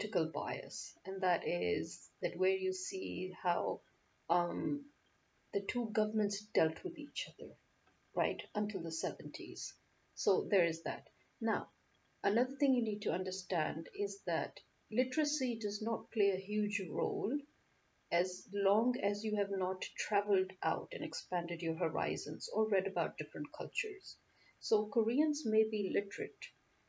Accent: Nigeria; also born or lived in France / England; now in Pakistan; I may have been born and bred in Nigeria, but I have lived the bulk of my life in Pakistan

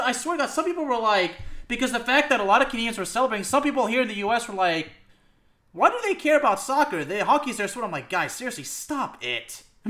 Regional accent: Dallas, Texas, United States; I was always an FC Dallas fan. I mean, they're my hometown team

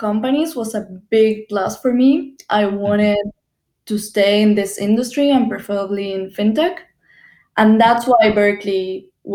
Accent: Buenos Aires, Argentina; moved away as an adult; Well, I'm from Argentina. I grew up in Buenos Aires

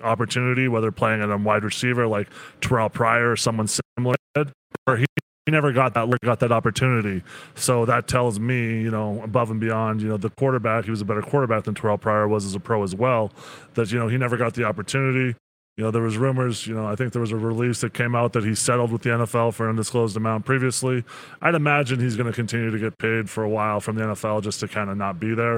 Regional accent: Three Hills, Alberta, Canada; also born or lived in Cochrane, Alberta; when I was growing up in Three Hills, I was playing sports

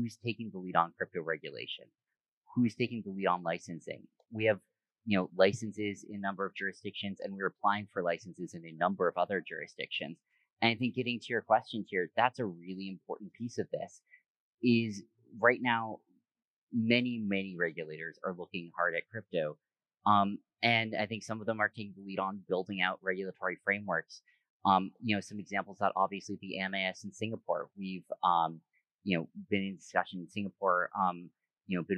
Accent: United States; moved away as an adult; also born or lived in New York / Bay Area / Hong Kong; I grew up here in the States

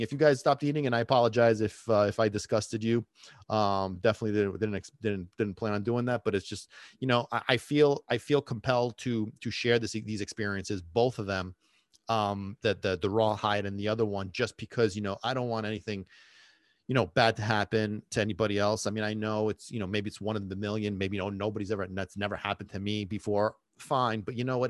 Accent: Sicily, Italy; moved away; I grew up in Sicily for a big chunk of time.

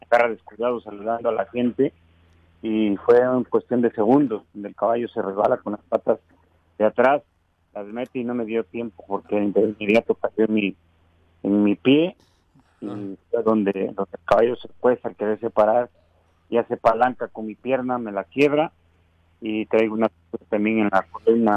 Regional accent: Morelos, Mexico; yo sí soy de Morelos

